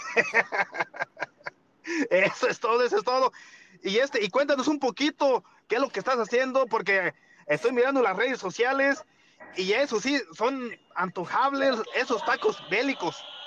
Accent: Guanajuato, Mexico; moved away as an adult; now in California, United States; yo soy de Guanajuato, pero ya estoy casi, casi de seis años aquí, aquí en California

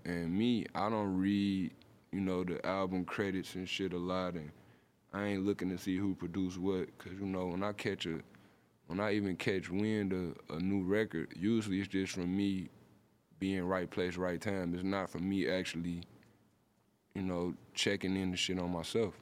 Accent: Detroit, Michigan, United States; I'm from Detroit

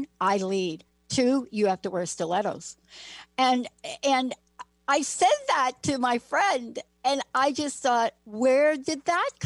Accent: New York, United States; moved away as an adult; also born or lived in Bronx / California; now in Seattle, United States; I grew up in New York

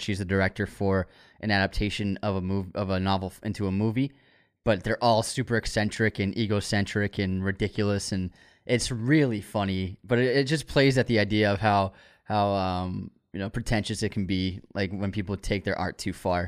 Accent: Waltham, Massachusetts, United States; it was called the Wall-X because we grew up in Waltham

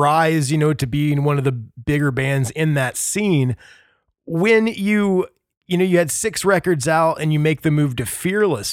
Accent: Indiana, United States; me growing up in Indiana

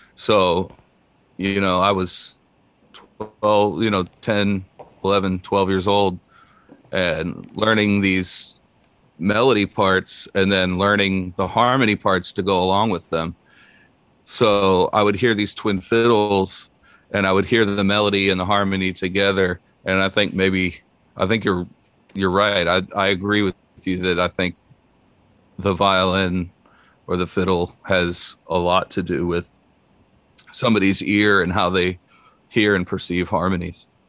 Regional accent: Naples, Florida, United States; moved away as an adult; now in Nashville, United States; I grew up in Naples, Florida. Um, I was born down there in Southwest Florida, uh, and lived there for the first nineteen years of my life

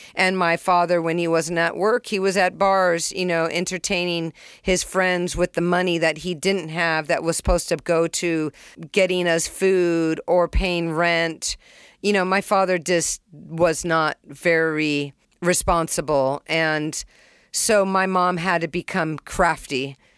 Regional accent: California, United States; also born or lived in Springfield, Massachusetts; I was born in Springfield, and at one years old, which I don't remember, we moved to California. I was raised with three brothers and one sister.

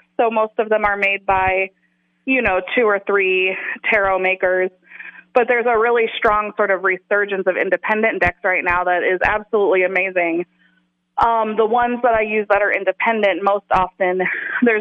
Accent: the South, United States; moved away; I was a white person growing up in the South in the closet. When I went into the world and I didn't live there anymore

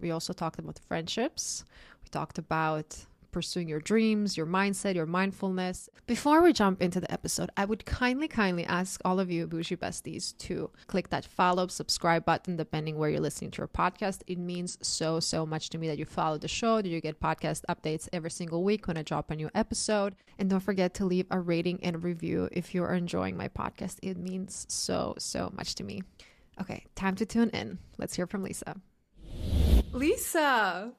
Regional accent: Croatia; moved away; I grew up in Croatia

